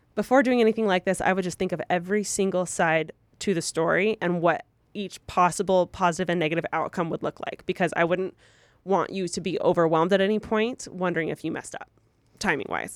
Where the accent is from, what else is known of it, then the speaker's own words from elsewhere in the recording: Moreno Valley, California, United States; also from Moreno Valley